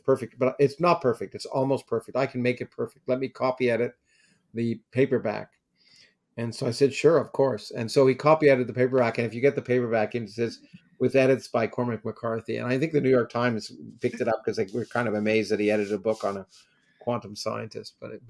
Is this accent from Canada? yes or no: yes; Canada; I grew up in Canada, it was the Canadian Undergraduate Physics Association.